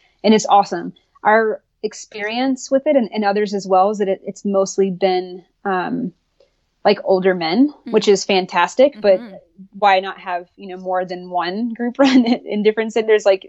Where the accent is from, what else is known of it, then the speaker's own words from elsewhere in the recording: the South, United States; obviously I grew up in the South, I went to college in North Carolina